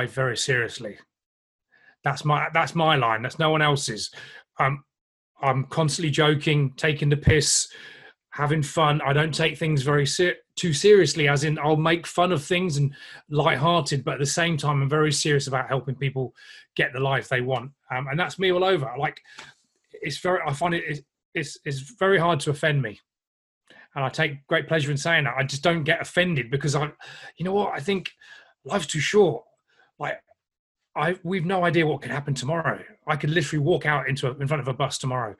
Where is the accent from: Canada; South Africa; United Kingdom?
United Kingdom; England; because I'm English